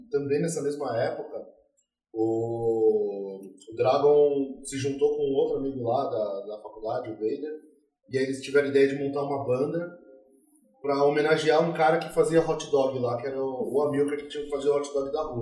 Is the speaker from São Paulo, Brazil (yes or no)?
yes; São Paulo, Brazil; Eu nasci aqui em São Paulo mesmo, é, no bairro de Moema.